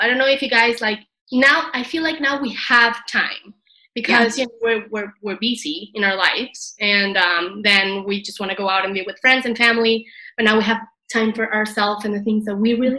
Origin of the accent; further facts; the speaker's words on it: Venezuela; moved away as an adult; also born or lived in Canada; now in Madrid, Spain; I'm originally from Venezuela, and then I went to Canada to study, and now I'm living in Madrid, Spain